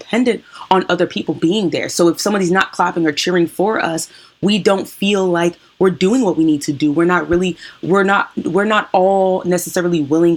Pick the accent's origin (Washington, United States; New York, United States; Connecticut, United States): Washington, United States; I'm from Washington State